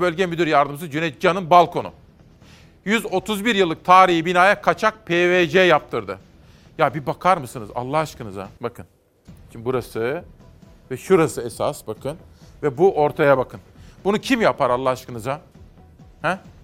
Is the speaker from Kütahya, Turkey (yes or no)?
yes; Kütahya, Turkey; Kütahya. Benim memleketimde